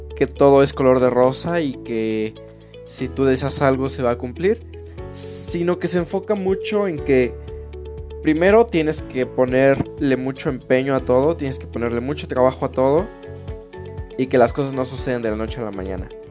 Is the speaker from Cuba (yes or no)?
no; Pachuca, Hidalgo, Mexico; moved away as an adult; now in Querétaro, Mexico; yo soy de Pachuca, Hidalgo. Entonces, bueno, hace 8 años es que me vine a esta ciudad. Me vine por el estudio